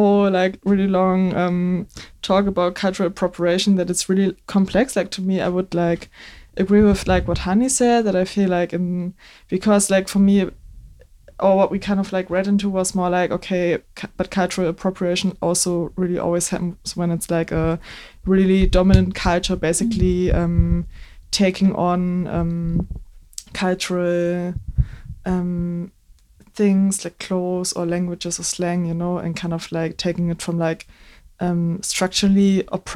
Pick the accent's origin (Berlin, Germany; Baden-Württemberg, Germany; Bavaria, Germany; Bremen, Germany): Bremen, Germany; English is a second language; I'm born and raised in Bremen in Germany